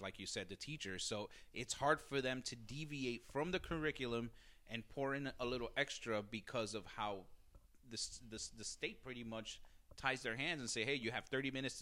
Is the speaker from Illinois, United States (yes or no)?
no; Jersey City, New Jersey, United States; growing up in Jersey City